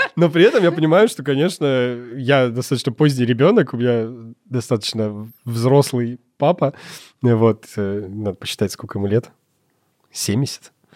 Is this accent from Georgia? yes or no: no; Russia; я родился в России, ж-, живу в России